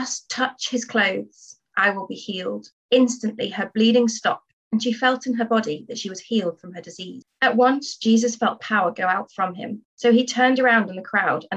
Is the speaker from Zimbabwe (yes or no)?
no; Stafford, West Midlands, United Kingdom; moved away as an adult; also born or lived in Southampton; I'm originally from Stafford, so I'm from Birmingham Diocese, born and bred